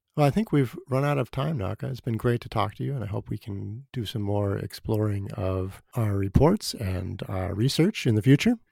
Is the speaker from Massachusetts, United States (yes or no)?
yes; Boston, Massachusetts, United States; moved away; also born or lived in Seattle; I grew up in Boston